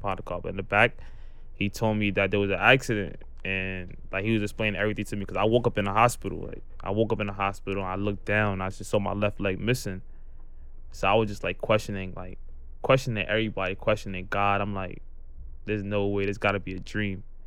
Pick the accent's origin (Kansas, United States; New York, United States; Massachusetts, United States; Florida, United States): New York, United States; New York City; I'm from Brooklyn, New York. I live in Canarsie